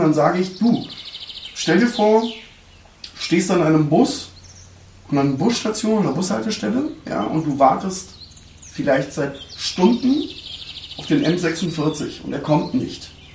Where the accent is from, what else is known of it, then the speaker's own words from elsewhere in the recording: Neukölln, Berlin, Germany; moved away; meinem Heimatbezirk Neukölln